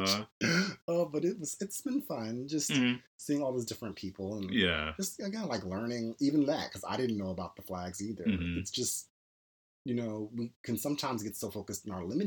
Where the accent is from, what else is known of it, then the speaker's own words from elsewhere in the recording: Philadelphia, Pennsylvania, United States; we're from Philly.